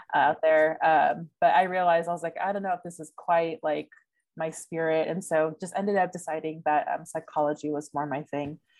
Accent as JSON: {"language": "English", "town": "San Bernardino", "region": "California", "country": "United States", "tie": "born or raised there", "moved": "as an adult", "lives_now": "Pasadena, United States", "said": "I am currently living in the Pasadena area, although I'm originally from San Bernardino. So, shout out to my Inland Empire and 909ers. so, yes, SoCal born and raised."}